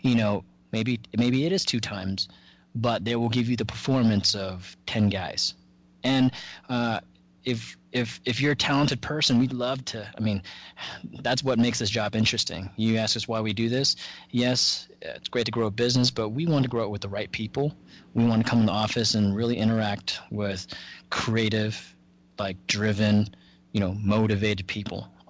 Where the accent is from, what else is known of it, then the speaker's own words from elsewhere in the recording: Dallas, Texas, United States; I was raised in North Dallas